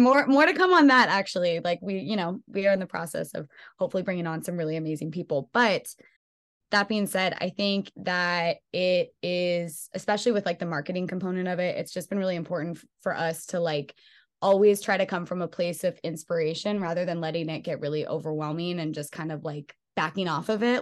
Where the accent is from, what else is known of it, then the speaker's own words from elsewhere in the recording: Bay Area, California, United States; now in Los Angeles, United States; I am from the Bay Area